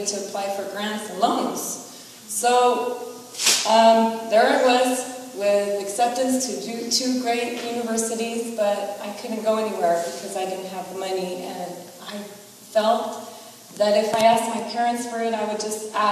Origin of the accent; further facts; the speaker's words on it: United States; I have an older brother and a younger sister, and we were all born here